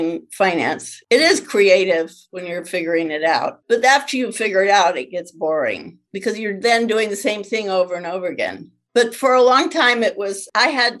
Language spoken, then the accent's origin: English; California, United States; I grew up in California